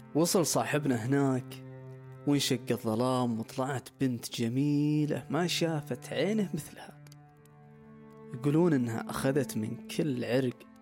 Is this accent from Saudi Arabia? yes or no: yes; Saudi Arabia; كشتاتنا كسعوديين